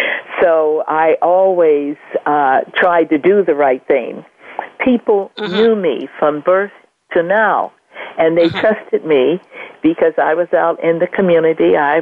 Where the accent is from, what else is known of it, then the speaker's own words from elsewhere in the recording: Los Angeles, California, United States; I was born here in Los Angeles. I have a large family extended as well.